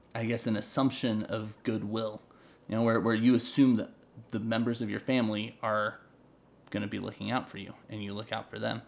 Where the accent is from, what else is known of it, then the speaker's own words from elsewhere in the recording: North Idaho, United States; I'm from North Idaho